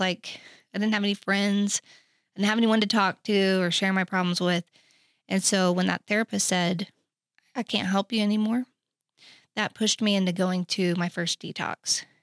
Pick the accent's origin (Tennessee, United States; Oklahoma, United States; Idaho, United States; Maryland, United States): Oklahoma, United States; Oklahoma City; moved away as an adult; also born or lived in Texas; I grew up in Oklahoma City